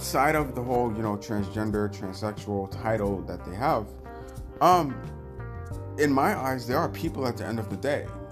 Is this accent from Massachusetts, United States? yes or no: no; New York, United States; I'm from New York and I've always been around a melting pot of people